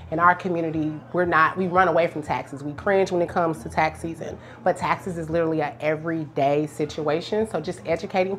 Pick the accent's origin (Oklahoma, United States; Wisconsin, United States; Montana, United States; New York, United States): Oklahoma, United States; Tulsa; moved away as an adult; I'm from Tulsa originally